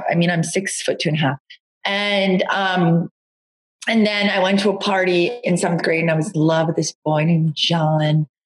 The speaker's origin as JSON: {"language": "English", "area": "Long Island", "region": "New York", "country": "United States", "tie": "born or raised there", "said": "I grew up in Long Island and um, with two two really lovely parents in a very suburban environment."}